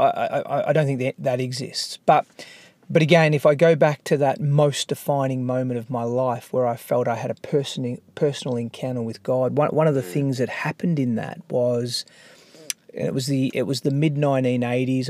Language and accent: English; Melbourne, Victoria, Australia; I grew up in Melbourne